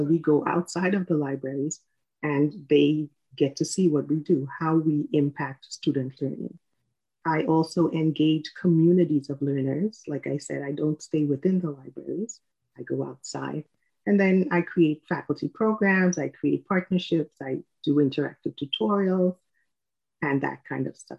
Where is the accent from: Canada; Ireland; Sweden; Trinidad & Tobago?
Trinidad & Tobago; moved away as an adult; now in United States; I am from Trinidad and Tobago. I was born in the Caribbean, and I moved to the U.S. in 1999.